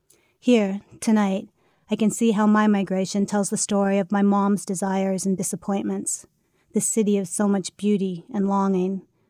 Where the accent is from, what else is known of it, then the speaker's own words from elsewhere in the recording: Ohio, United States; now in California, United States; It's estimated that 36% of Californians were not born in the state. I'm in that number. I was born in Ohio